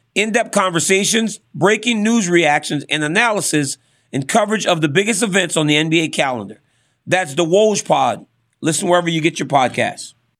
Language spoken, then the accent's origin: English; Louisiana, United States; I'm from Louisiana